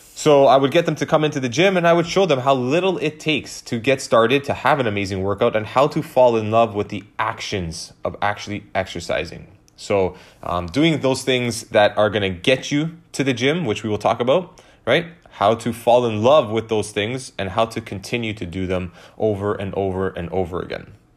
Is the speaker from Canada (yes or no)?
yes; Canada; I was born in Canada, but my, um, my grandparents and my parents are Italian, so I consider myself Italian